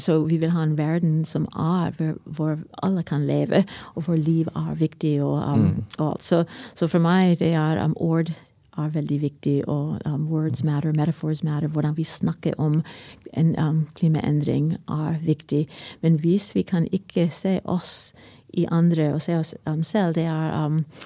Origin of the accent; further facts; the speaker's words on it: United States; Norwegian is a second language; now in Norway; Jeg kommer fra USA